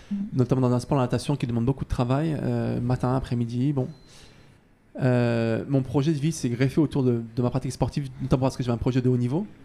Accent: Paris, Île-de-France, France; j'espère en tout cas pouvoir finir ma, belle et longue carrière euh, chez nous en France, à Paris, à la maison

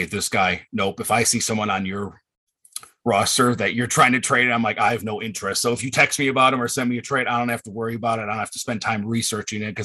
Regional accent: Wisconsin, United States; I grew up in Wisconsin my whole life

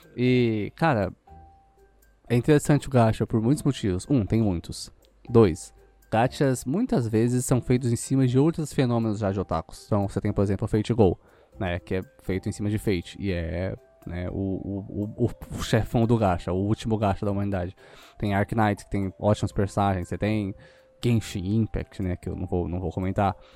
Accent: São Paulo, Brazil; eu sou daqui de São Paulo mais ou menos

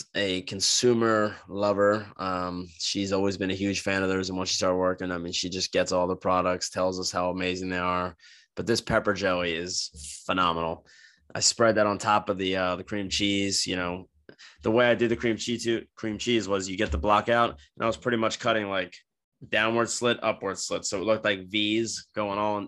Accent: New Jersey, United States; now in Florida, United States; we grew up with in New Jersey

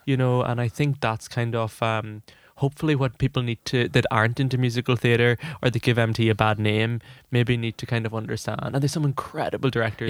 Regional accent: Ireland; I'm an Irish, uh, young Irish director

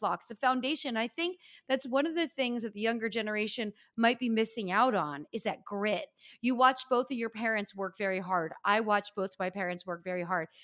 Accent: Northeast, United States; we are from the Northeast

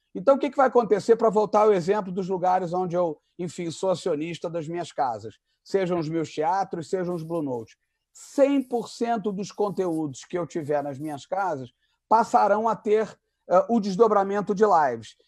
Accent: Rio de Janeiro, Brazil; also born or lived in Zurich, Switzerland; eu nasci casualmente em Zurique, na Suíça alemã. Mas com essa cara aqui, eu não tenho a menor cara de Suíça. Então, eu voltei para o Brasil em 1968, eu sou de 66. Então, o que eu quero dizer é o seguinte: eu sou carioca totalmente de coração e de alma

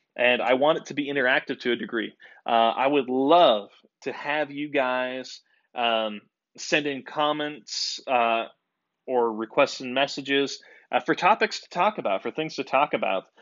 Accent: United States; I am a American boy

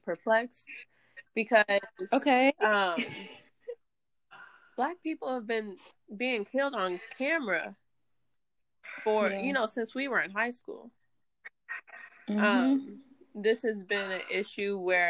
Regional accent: Dayton, Ohio, United States; I'm born and raised in Dayton, Ohio

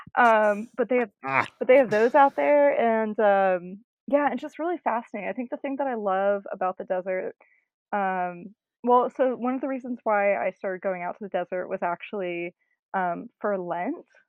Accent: North Carolina, United States; moved away as an adult; now in Austin, United States; I grew up in North Carolina, lived there for for 18 years

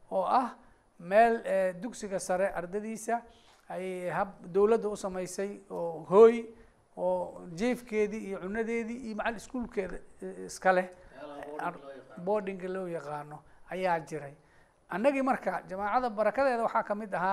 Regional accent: Bulo Burte, Hiran, Somalia; magaaladeydii buuloburto

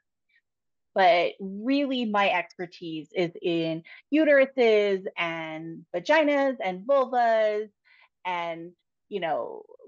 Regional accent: Seattle, Washington, United States; moved away as an adult; also born or lived in Southeast Alaska; now in Utah, United States; I was born in Seattle, but raised between Seattle and Southeast Alaska

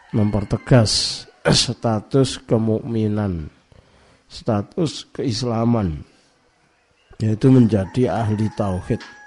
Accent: East Java, Indonesia; di Jawa Timur, termasuk di kampung saya ini

